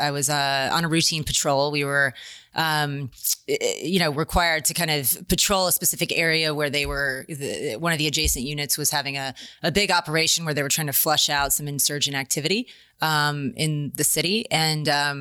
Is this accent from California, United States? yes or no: yes; San Diego, California, United States; I grew up in San Diego, California, Navy town, right?